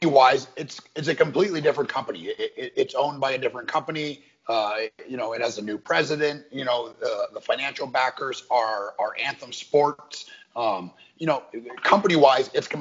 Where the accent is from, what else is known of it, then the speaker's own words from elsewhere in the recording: Canada; growing up in Canada